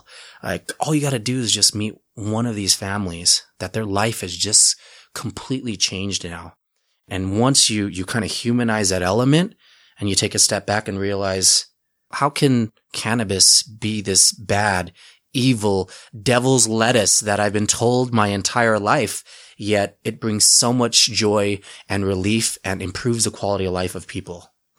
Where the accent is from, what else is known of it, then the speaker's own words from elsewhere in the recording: Utah, United States; I'm a Utah guy, born and raised. I was born in Utah in 1980. My family's refugees from Cambodia.